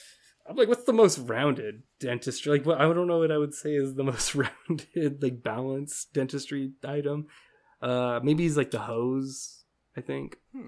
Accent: Uzbekistan; Mine? I'm actually from Uzbekistan.

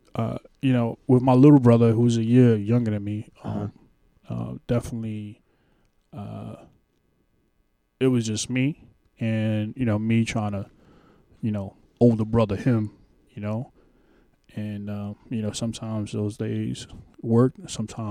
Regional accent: New York City, New York, United States; I grew up in Spanish Harlem, but on Pleasant Avenue

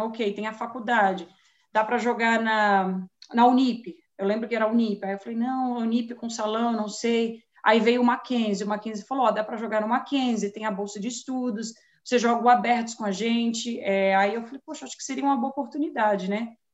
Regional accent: São Paulo, Brazil; now in United States; nascida e crescida em São Paulo, capital

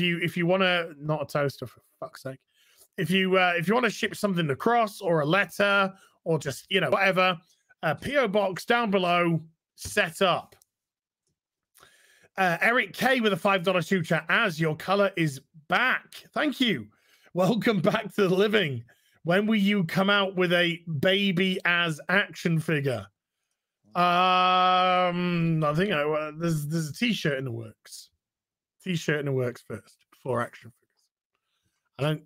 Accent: United Kingdom; being British

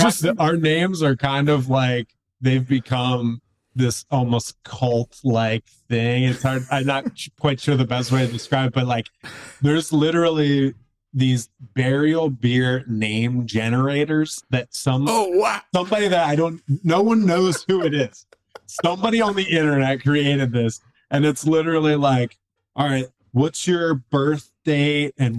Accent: Philadelphia, Pennsylvania, United States; moved away as an adult; now in Seattle, United States; And I grew up in the Philly area. And then in 2007, I kind of decided I wanted to get out of Philly and just kind of go on an adventure. And I ended up moving to Seattle, Washington

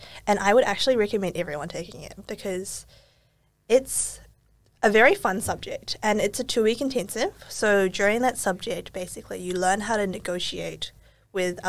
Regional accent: Auckland, New Zealand; moved away as an adult; now in Melbourne, Australia; growing up in New Zealand and then also now moving to Melbourne

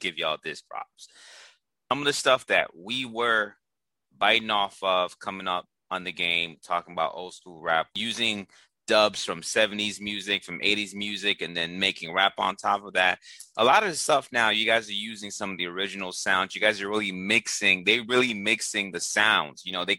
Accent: East Coast, United States; I heard all those guys through growing up in the East Coast.

